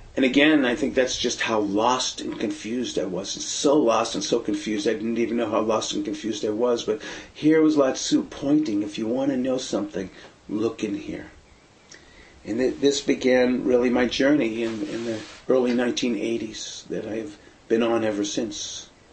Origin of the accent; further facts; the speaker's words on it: Boston, Massachusetts, United States; moved away; also born or lived in San Francisco Bay Area, California; growing up in the Boston area in Brighton